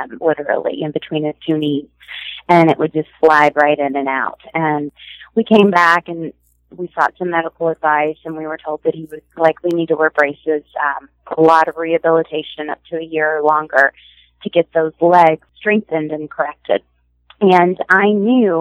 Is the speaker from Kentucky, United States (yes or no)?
yes; Louisville, Kentucky, United States; now in Lexington, United States; I grew up in Louisville, Kentucky, not too far from where I am